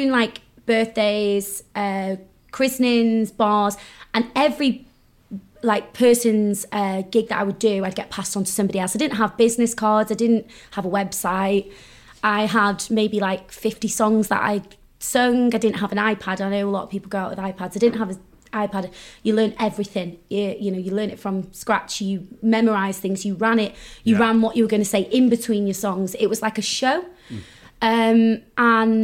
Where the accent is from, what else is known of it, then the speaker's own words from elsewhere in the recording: North Wales, United Kingdom; So I grew up in North Wales